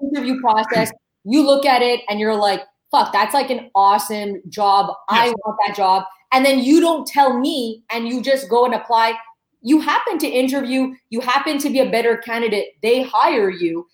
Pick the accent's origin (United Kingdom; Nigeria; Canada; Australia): Canada; Saint-Hubert, Quebec; I grew up in St. Hubert